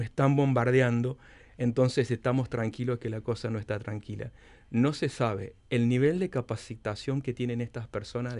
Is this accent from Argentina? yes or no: yes; Córdoba, Argentina; moved away as an adult; also born or lived in Russia; desde siendo un joven estudiante que llegué solo de Córdoba cuando había fax para comunicarme con mis padres